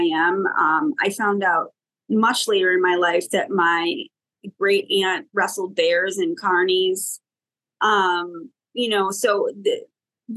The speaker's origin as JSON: {"language": "English", "town": "Buffalo", "region": "New York", "country": "United States", "moved": "as an adult", "said": "I'm originally from Buffalo, New York, and I moved to New York City in 1999 to get my master's degree at Columbia University."}